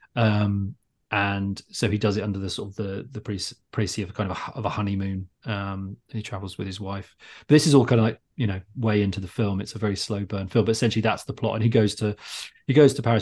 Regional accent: Luton, East of England, United Kingdom; I grew up in Luton

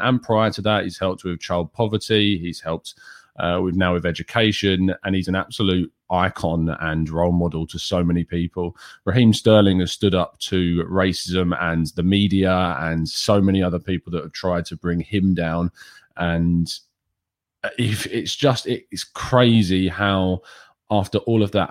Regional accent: England, United Kingdom; it makes me embarrassed to be English

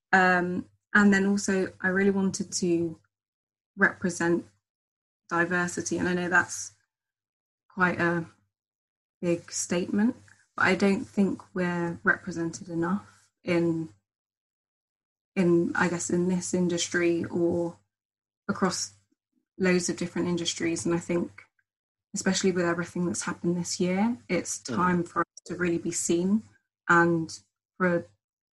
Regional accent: Hertfordshire, East of England, United Kingdom; also born or lived in St. Vincent (heritage) / Barbados (heritage) / Jamaica (heritage); now in London, United Kingdom; I'm originally from Hertfordshire and I live in London now in Wandsworth.

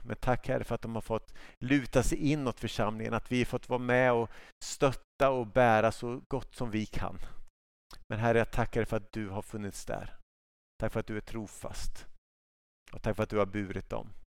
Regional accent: Sweden; jag som svensk

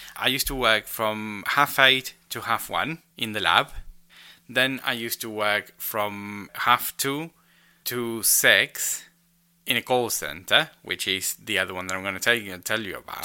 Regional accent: Rosario, Santa Fe, Argentina; moved away; my hometown of Rosario

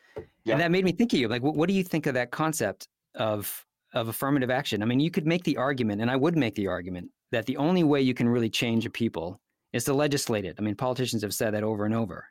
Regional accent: United States; I was born in this country. I'm an American

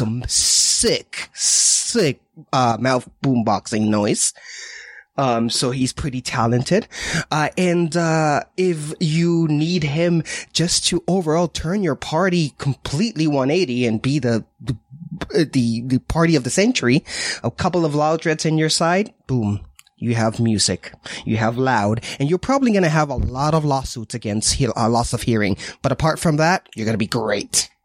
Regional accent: Washington, United States; I'm from Washington State

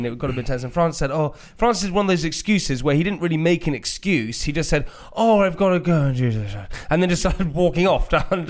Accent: United Kingdom; We're very British.

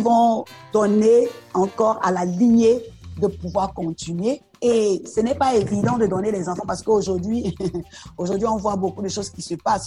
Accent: Abobo, Abidjan, Côte d’Ivoire; French is a second language; J'ai grandi euh, en Côte d'Ivoire, où je suis née, à Aboville précisément.

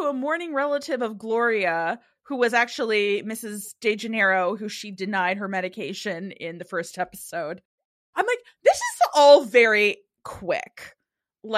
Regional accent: Ohio, United States; now in California, United States; I'm from Ohio and I live in California

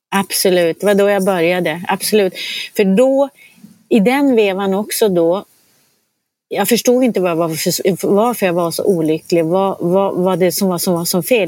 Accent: Norrland, Sweden; moved away; Jag är ju uppvuxen i Norrland.

